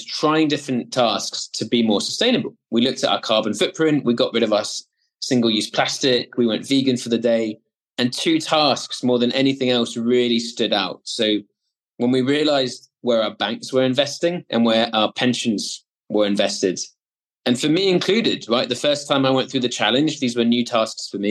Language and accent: English; Swansea, Wales, United Kingdom; So when I grew up in Wales, the original Wales, as opposed to New South Wales in Australia, but the original Wales in a city called Swansea